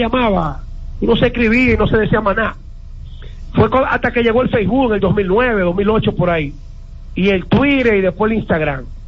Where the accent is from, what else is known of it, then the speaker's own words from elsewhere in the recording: Dominican Republic; Yo me crié en el Club Santo Domingo Sabio